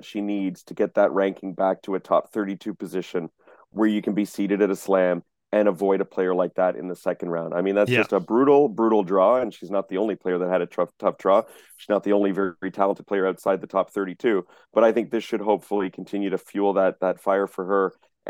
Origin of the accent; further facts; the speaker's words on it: Canada; bias aside, being a Canadian tennis journalist and reporter